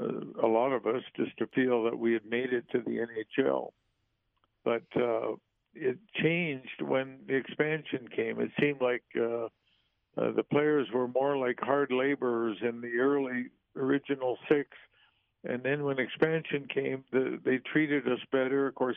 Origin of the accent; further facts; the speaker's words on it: St. Louis, Missouri, United States; it was a big part of our family growing up in St. Louis.